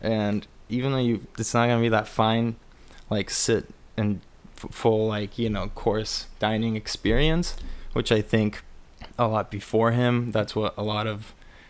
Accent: Glendale, California, United States; I grew up in Glendale because my dad's, you know, part Armenian.

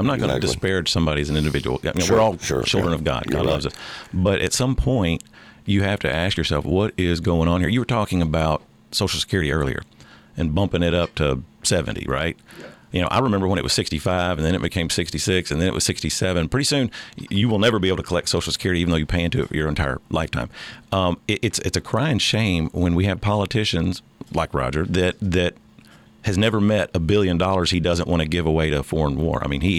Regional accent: United States; And I make no bones about the fact that I'm an American first.

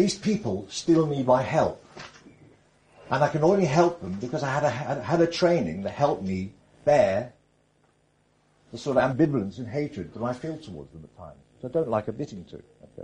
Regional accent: North Wales, United Kingdom; I grew up in North Wales

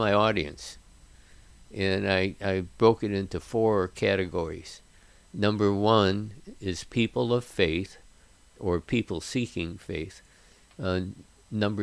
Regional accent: United States; I was born in the United States

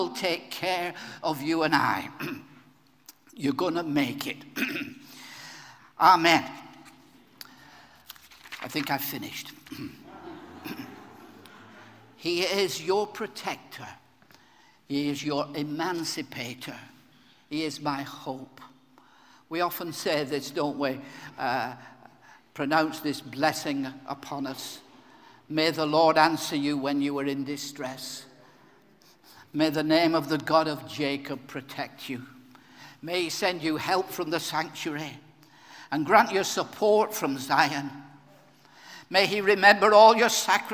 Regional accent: Blackburn, North West England, United Kingdom; In my hometown of Blackburn in Lancashire, when I was a small boy

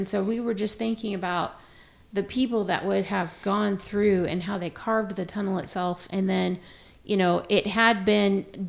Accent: Pacific Northwest, United States; and I grew up in the Pacific Northwest

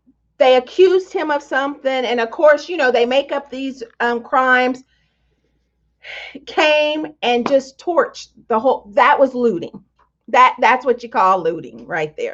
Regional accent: Tonganoxie, Kansas, United States; I grew up in Tonganoxie, Kansas

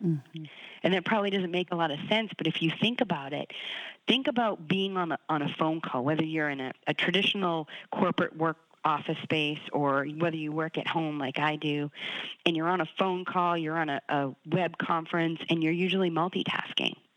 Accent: Boston, Massachusetts, United States; I'm from Boston, so New England sports is in my blood

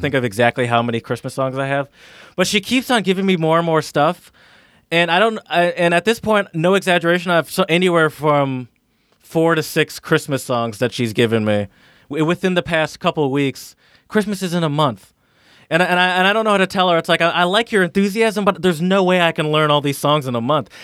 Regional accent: Midwest, United States; now in Philadelphia, United States; I'm from the Midwest where it's just mostly open roads

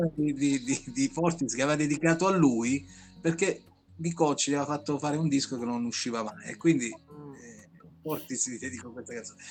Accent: Moliterno, Basilicata, Italy; Da Moliterno

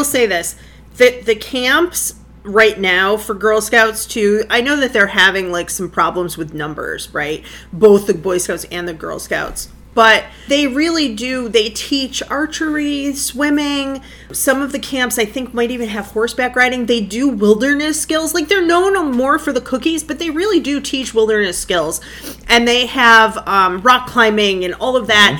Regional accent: Lockport, United States; my hometown of Lockport

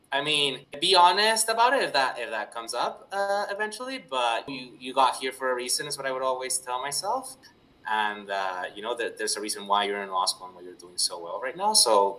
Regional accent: Venezuela; English is a second language; now in Alberta, Canada; as an immigrant, so I'm originally from Venezuela

